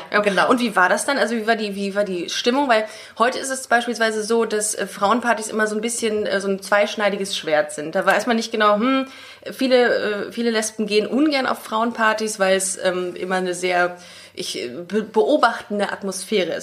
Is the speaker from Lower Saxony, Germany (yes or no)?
no; Düsseldorf, North Rhine-Westphalia, Germany; meiner Geburtsstadt auf in Düsseldorf